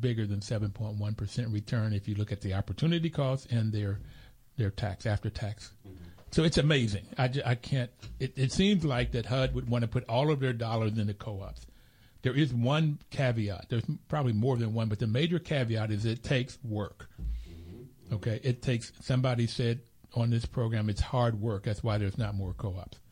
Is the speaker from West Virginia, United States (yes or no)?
yes; Bluefield, West Virginia, United States; now in Washington, D.C., United States; I grew up in Bluefield, West Virginia